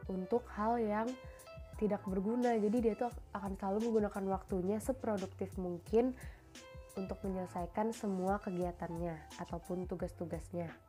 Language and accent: Indonesian; Banjarbaru, South Kalimantan, Indonesia; Asalku dari kota Banjarbaru.